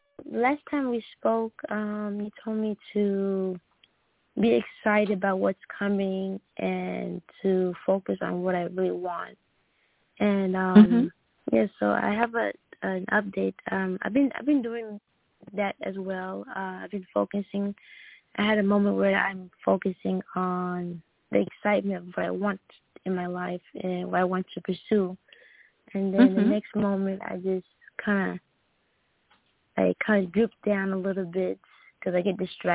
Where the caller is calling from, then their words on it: Red Oak, Texas, United States; Red Oak, Texas.